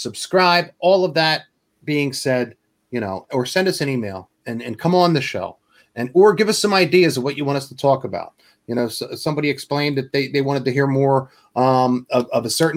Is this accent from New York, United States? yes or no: yes; New York, United States; moved away; I'm from New York